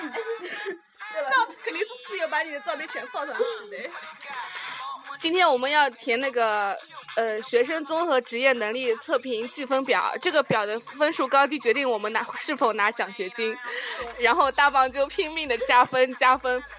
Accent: Suzhou, Jiangsu, China; 我们是苏州人

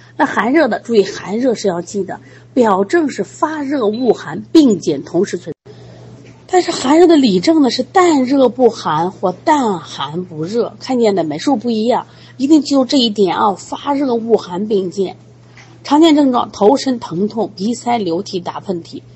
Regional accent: China; 我们中国人

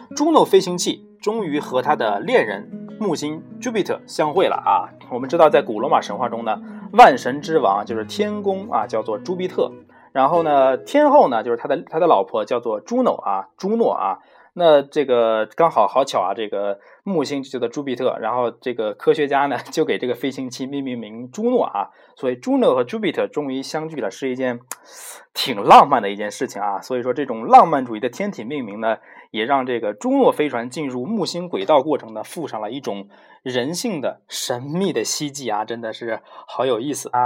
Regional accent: China; 我们中国人

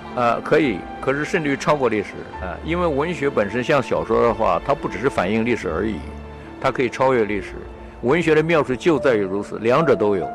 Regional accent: Taiwan; moved away as an adult; also born or lived in Henan / Fujian / United States; now in Hong Kong; 我从台湾来

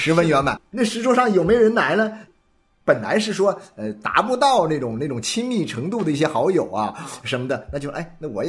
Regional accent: Guangdong, China; 我会觉得是南方人呢，特别是我们广东人

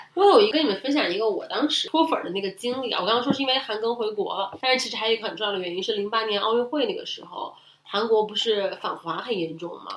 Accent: Hubei, China; 不是因为我是湖北人

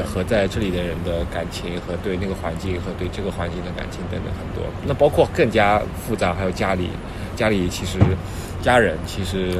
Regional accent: Shanghai, China; moved away as an adult; 我是从小出生在上海嘛

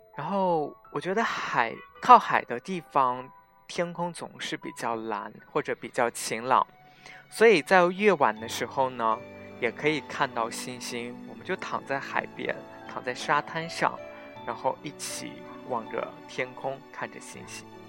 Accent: Xinjiang, China; 从小生活在新疆，所以长这么大没有怎么见过海

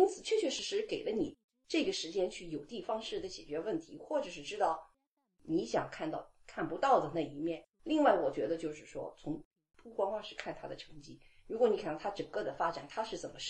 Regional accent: China; now in United States; 我看到网上很多不不仅仅是说我们这些从呃中国来的，

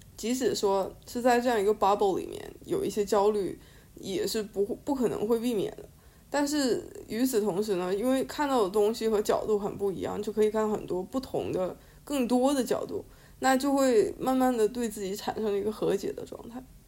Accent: China; moved away; 像我们在中国长大或者在亚洲长大

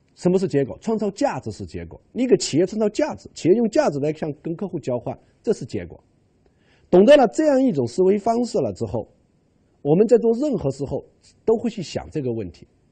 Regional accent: China; 我们中国人吃饭

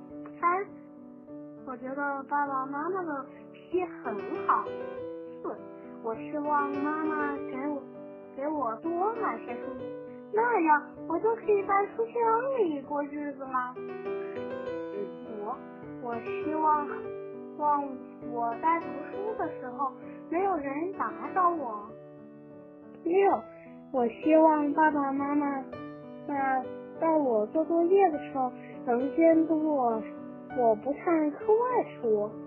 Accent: Wuhan, Hubei, China; 大家好，我是来自湖北省武汉市的。的 … ，我在华科大附小上学，今年九岁了。

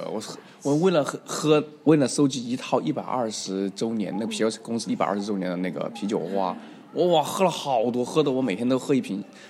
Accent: Mongolia; I'm a Mongolian，I'm from Mongolia

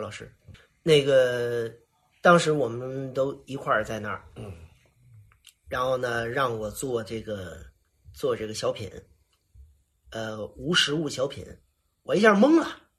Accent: Fujian, China; accent: Fujian; 所有的人都说这怎么招了一个这个这这个这个福建的小结巴啊？这怎么说相声啊？实际上是什么呢？实际上是当时我为了改我的口音

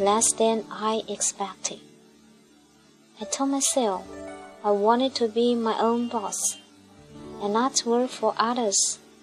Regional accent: Malaysia; I'm from Malaysia and I'm a single mother with a daughter.

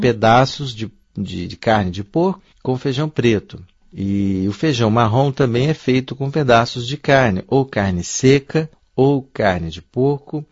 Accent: Brasília, Federal District, Brazil; moved away as an adult; now in China; Eu venho da capital do Brasil, sou formado em letras pela Universidade de Brasília

